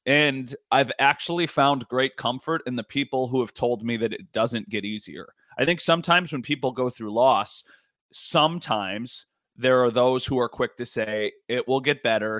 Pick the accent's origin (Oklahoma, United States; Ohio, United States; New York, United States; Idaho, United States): New York, United States; Northtowns; now in Grand Island, United States; I am from the North Downs, okay? Like, I live currently on Grand Island